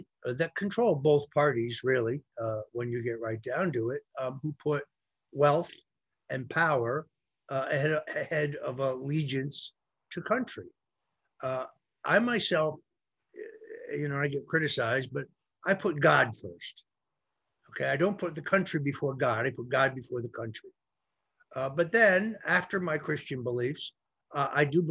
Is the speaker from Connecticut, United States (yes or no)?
yes; Connecticut, United States; my home state of Connecticut